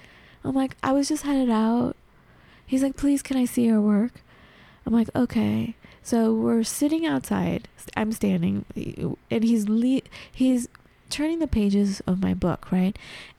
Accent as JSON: {"language": "English", "town": "Santa Monica", "region": "California", "country": "United States", "said": "I told them I was from Santa Monica."}